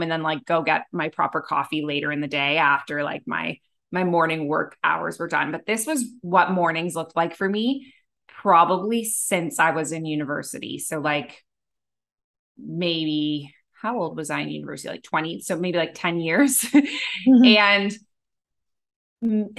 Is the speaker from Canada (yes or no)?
yes; Toronto, Ontario, Canada; moved away as an adult; also born or lived in Abu Dhabi; now in Bali, Indonesia; my time in Canada where I grew up in Toronto